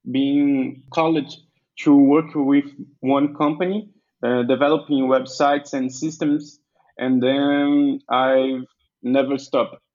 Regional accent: Vitória da Conquista, Bahia, Brazil; English is a second language; I'm from Vitória da Conquista, the state of Bahia

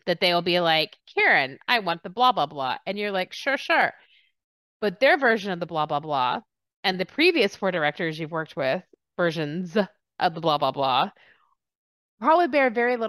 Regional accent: Texas, United States; also born or lived in England; And people were like, where are you from? I was like, Texas.

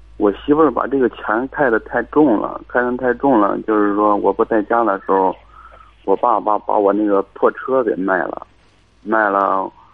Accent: Xingtai, Hebei, China; 邢台的， 邢台的。你多大了？ 二十六

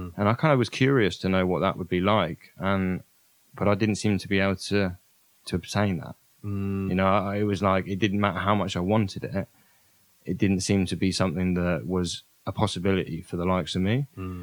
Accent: Oxfordshire, South East England, United Kingdom; also born or lived in Brighton; my hometown in Oxfordshire

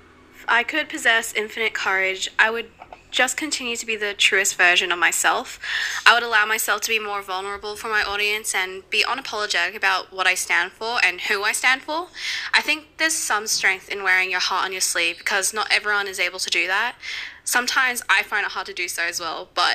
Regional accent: Philippines; now in Australia; I am a Filipina immigrant living in Australia

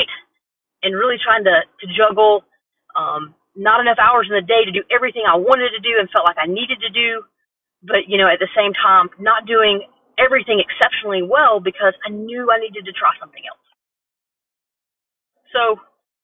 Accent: Asheville, North Carolina, United States; also born or lived in Midwest; now in Charleston, United States; I'm from the South originally. I'm from Asheville, North Carolina

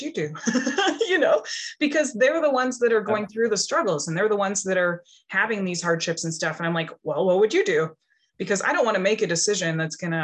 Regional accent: Powell River, British Columbia, Canada; I'm from Pell River, BC. So I'm only a couple hours from Vancouver

